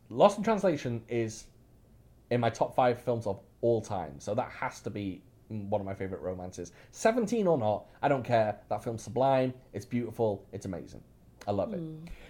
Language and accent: English; Louisiana, United States; also born or lived in Alabama; I was born in Alabama, but I lived in Louisiana for most of my life.